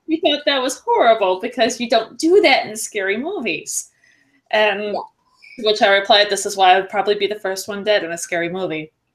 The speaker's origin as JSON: {"language": "English", "region": "East Coast of New York", "country": "United States", "tie": "born or raised there", "said": "I grew up on the East Coast of New York"}